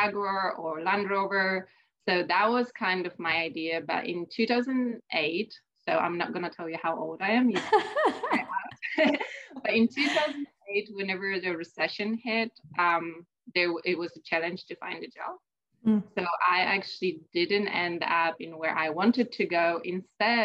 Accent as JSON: {"language": "English", "country": "Poland", "moved": "as an adult", "said": "I'm originally from Poland. I started my education there"}